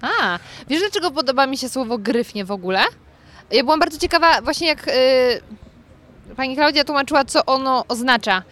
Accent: Lower Silesian Voivodeship, Poland; moved away as an adult; now in Warsaw, Poland; pochodzę z Dolnego Śląska

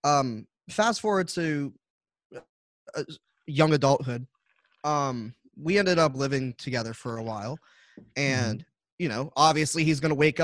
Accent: New Orleans, Louisiana, United States; moved away; I'm originally from New Orleans, so like you're born a Saints fan.

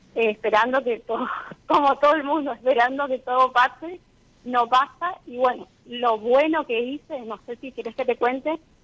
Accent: Corrientes, Argentina; moved away as an adult; now in Chaco, Argentina; Soy de Corrientes

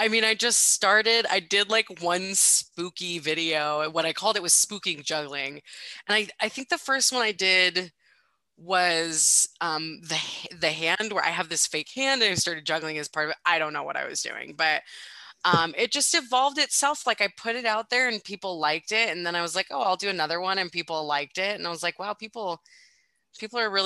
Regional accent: United States; also born or lived in Spokane, Washington; I'm from the States

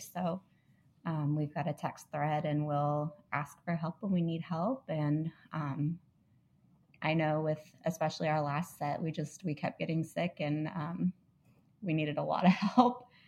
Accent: Indianapolis, Indiana, United States; also born or lived in Illinois; I'm from Indianapolis

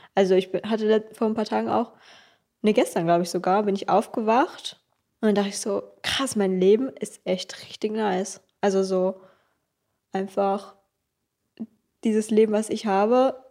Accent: Kleinmachnow, Brandenburg, Germany; also born or lived in Berlin; ich bin in Berlin geboren, aber in Kleinmach nur groß geworden. Und, äh, das ist so neben Berlin

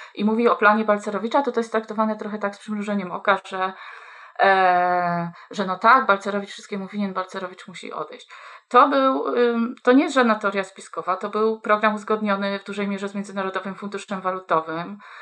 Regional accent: Kuyavian-Pomeranian Voivodeship, Poland; jestem dziewczyną wychowaną w małym mieście, niespełna trzydziestotysięcznym, mm, w województwie kujawsko-pomorskim

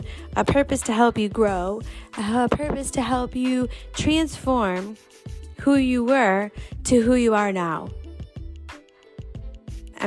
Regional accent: New York, United States; now in Indianapolis, United States; I am a New Yorker, born and raised

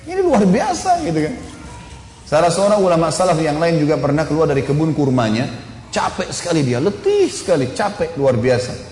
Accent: Makassar, South Sulawesi, Indonesia; Ini soalnya saya dari Makassar biasanya bilang mistar dulu waktu kecil.

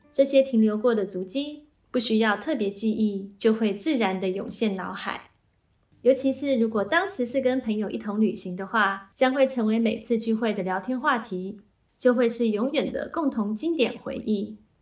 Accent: Taiwan; now in New Zealand; 从小在台湾常常去登山步道，爬上爬下

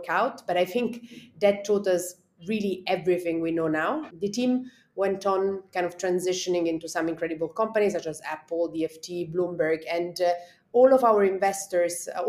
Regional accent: Italy; moved away as an adult; also born or lived in London, United Kingdom; now in India; I grew up in Italy

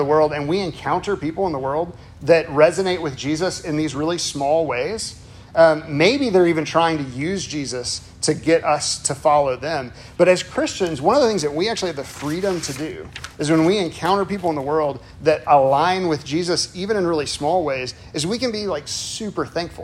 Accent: Chicago, Illinois, United States; moved away; I'm originally from Chicago, sort of.

